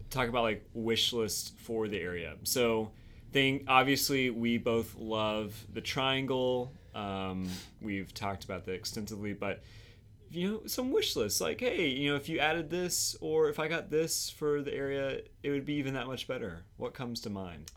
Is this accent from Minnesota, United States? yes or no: no; Winston-Salem, North Carolina, United States; also born or lived in Southwest Virginia / Florida; now in Raleigh, United States; I grew up in Winston, Salem